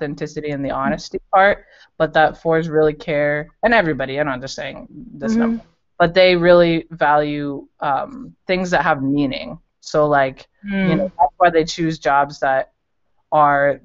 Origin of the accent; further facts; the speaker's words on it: Colorado, United States; moved away as an adult; now in Cincinnati, United States; I am from Colorado, and I moved to Cincinnati about 2 years ago